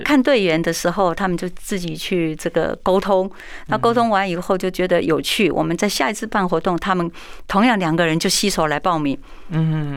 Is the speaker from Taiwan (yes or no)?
yes; Taiwan; 我们台湾话鸡婆婆就给伯嘛